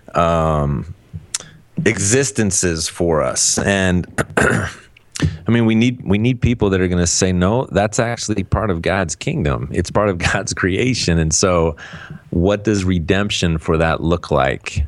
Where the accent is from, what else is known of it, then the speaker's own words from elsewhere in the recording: Cleveland, Ohio, United States; moved away; I'm, I'm from Cleveland originally